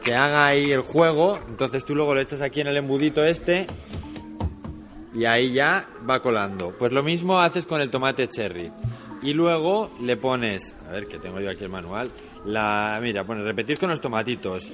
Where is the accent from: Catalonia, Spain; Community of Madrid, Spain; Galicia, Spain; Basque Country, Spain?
Basque Country, Spain; venimos del País Vasco